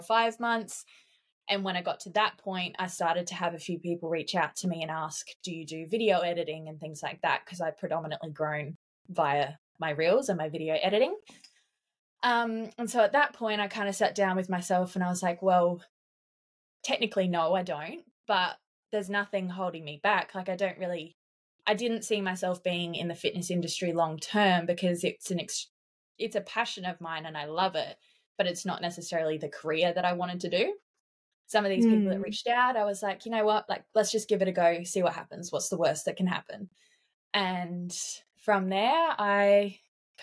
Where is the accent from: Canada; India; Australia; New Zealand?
Australia; South Australia; moved away as an adult; now in Queensland, Australia; I moved interstate on my 18th birthday. So I moved from South Australia to Queensland